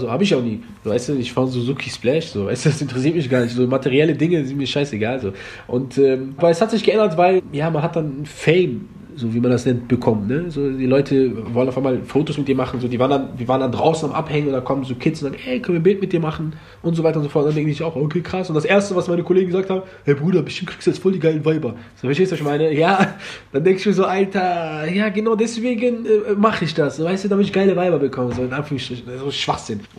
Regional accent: Germany; Ich bin voll Marokkaner, in Deutschland geboren, Deutschland groß geworden

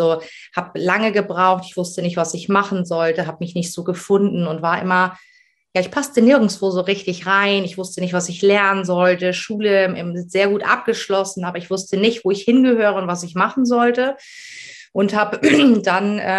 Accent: Ramelsloh, Lower Saxony, Germany; ich komme aus Ramelsloh, das ist äh, unter Hamburg.

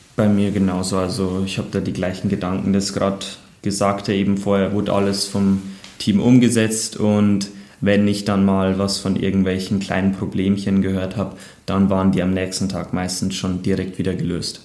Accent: Bayerwaldhof, Bavaria, Germany; born or raised there

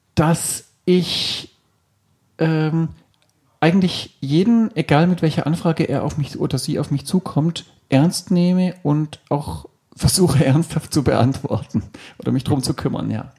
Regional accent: Stuttgart, Baden-Württemberg, Germany; ich bin aufgewachsen tatsächlich in Stuttgart, so gesehen stimmt es mit dem Schwaben schon mal

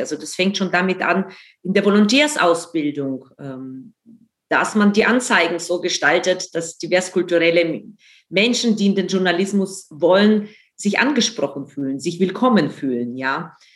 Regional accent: Ukraine; now in Germany; ich bin in der Ukraine aufgewachsen

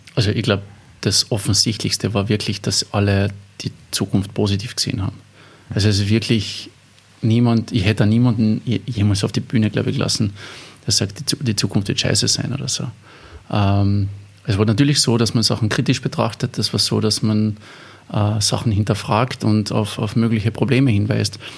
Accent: Eberndorf, Carinthia, Austria; das war in der katholischen Jugendgruppe in, in, in Eberndorf, wo ich aufgewachsen bin

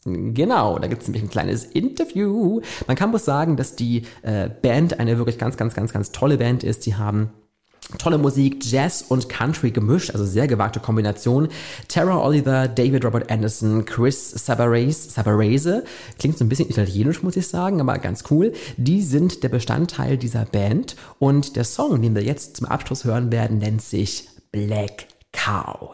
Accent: Germany; bei uns in Deutschland

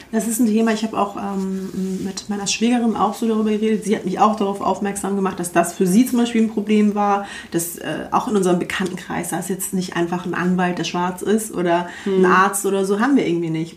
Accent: Hamburg, Germany; wir sind halt in Wilhelmsburg äh, groß geworden bei, das ist so ein Ghetto so in Hamburg

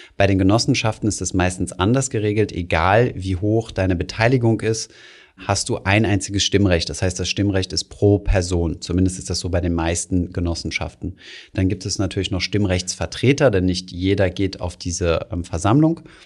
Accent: Germany; als Deutsche

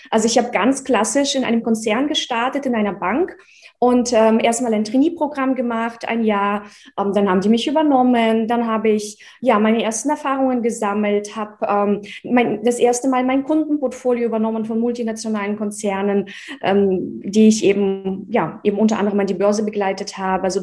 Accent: Russia; also born or lived in Czechoslovakia; now in Germany; Ich komme aus dem Osten. also in, in der Tschechoslowakei geboren, in Russland aufgewachsen, 1996 nach Deutschland übersiedelt.

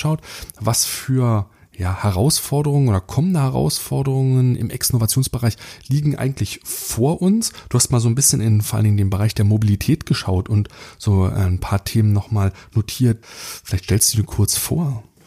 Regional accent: Germany; wir als, als Deutsche

